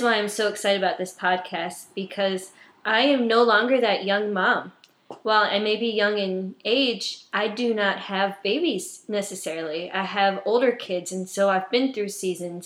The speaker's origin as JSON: {"language": "English", "town": "New Haven", "region": "Indiana", "country": "United States", "tie": "born or raised there", "moved": "as an adult", "lives_now": "Virginia, United States", "said": "I am originally from a small town in Indiana called New Haven. I was born and raised there until I was 19."}